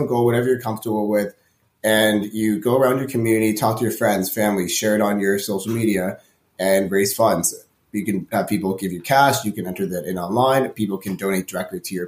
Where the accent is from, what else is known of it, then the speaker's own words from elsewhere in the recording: Toronto, Ontario, Canada; I've been born and raised in Toronto